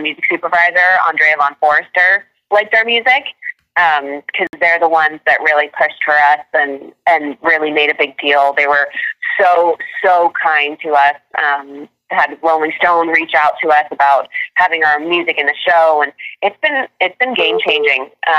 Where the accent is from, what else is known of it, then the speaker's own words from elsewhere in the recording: Virginia, United States; now in California, United States; I'm from Virginia. So we grew up going every summer to North Carolina, South Carolina.